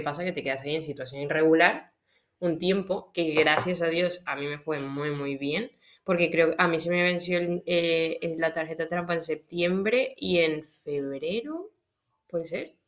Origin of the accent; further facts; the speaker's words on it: Colombia; moved away as an adult; now in Spain; yo soy de Locombia